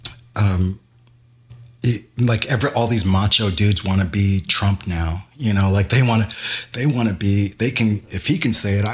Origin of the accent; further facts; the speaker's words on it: Louisville, Kentucky, United States; also born or lived in New Jersey / Chicago; now in Los Angeles, United States; when I was growing up in Louisville, when I first learned how to play an instrument